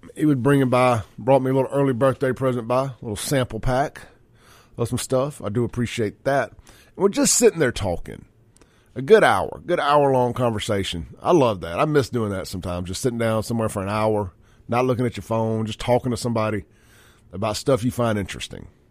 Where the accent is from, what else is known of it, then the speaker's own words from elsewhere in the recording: United States; as an American, America, beer drinking, red-blooded, flag-waving, American